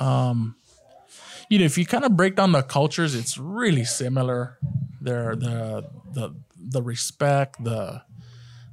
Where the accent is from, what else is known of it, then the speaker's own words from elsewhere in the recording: Hawaii, United States; my last name being Japanese and from the islands